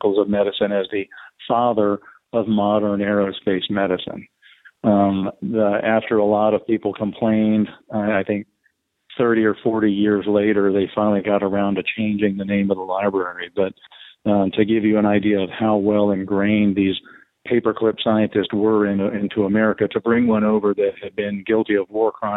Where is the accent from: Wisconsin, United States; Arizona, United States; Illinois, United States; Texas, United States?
Texas, United States; I'm from Texas, born and raised, still live in the state of Texas.